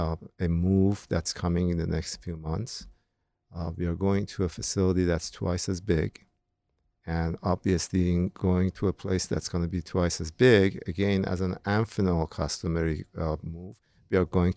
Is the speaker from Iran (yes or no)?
yes; Iran; moved away as an adult; now in United States; during the time that I was growing up in Iran, which is 1922.